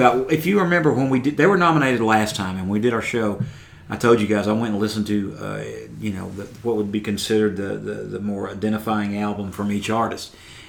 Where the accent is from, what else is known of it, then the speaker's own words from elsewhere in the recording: Tennessee, United States; we're from Tennessee.